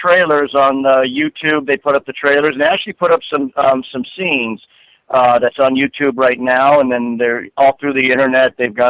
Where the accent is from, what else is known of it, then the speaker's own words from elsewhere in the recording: California, United States; No, I'm actually born and raised in California.